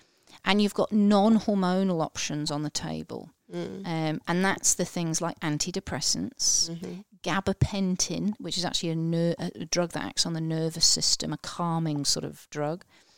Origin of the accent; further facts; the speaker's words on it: Liverpool, North West England, United Kingdom; I'm a Scouser originally, so he's from Liverpool in England